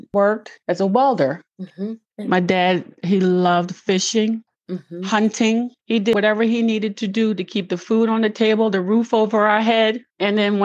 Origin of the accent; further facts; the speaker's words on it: Crestmont, Pennsylvania, United States; I was born and raised in Crestmont, PA.